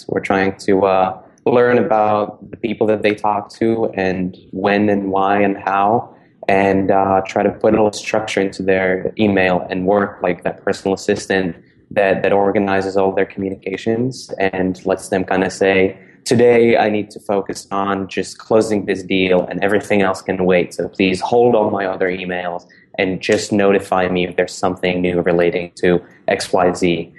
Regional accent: Prague, Czechia; moved away as an adult; now in United States; because I was born and raised in Prague before I moved over to the States when I was 19 to study psychology at Dartmouth College.

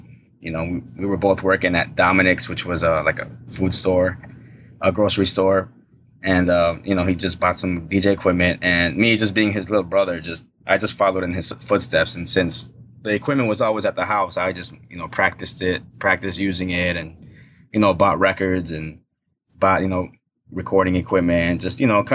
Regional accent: Chicago, Illinois, United States; I grew up in the north side of Chicago.

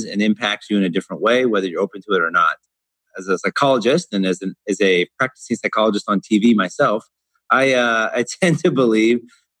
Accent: Portland, United States; moved away as an adult; now in Dubai, United Arab Emirates; I grew up in Portland

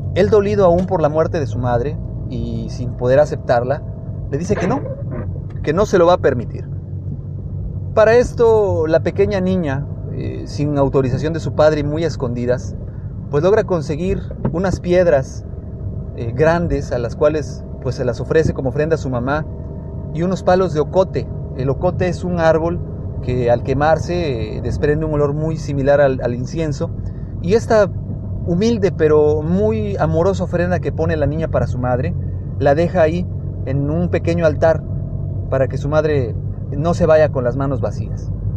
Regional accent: Mexico; en México somos un país de tradiciones

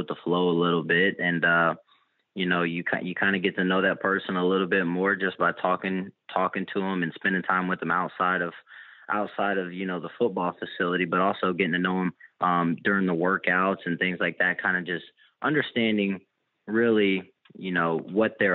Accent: Louisville, Kentucky, United States; moved away as an adult; now in Oxford, United States; Louisville, which is my hometown

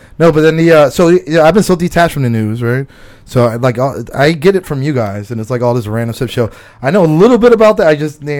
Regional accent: Philadelphia, Pennsylvania, United States; I'm from Philly

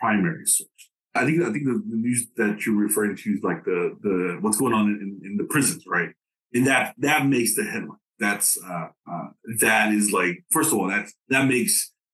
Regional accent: Dallas, Texas, United States; first language English; moved away as an adult; also born or lived in Tegucigalpa, Honduras; now in Honduras; I was born in Tegucigalpa a long time ago. I'm 42 years of age. And I grew up in Dallas. I grew up in Dallas, Texas

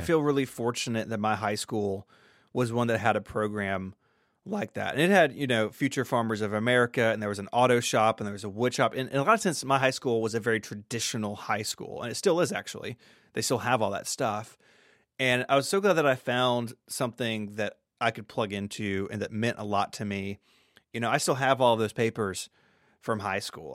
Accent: Memphis, Tennessee, United States; I'm from the South. I grew up in a suburb of Memphis

